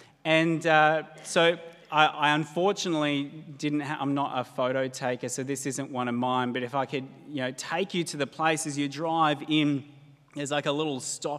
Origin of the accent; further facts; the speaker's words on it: Blue Mountains, New South Wales, Australia; moved away; I grew up in the Blue Mountains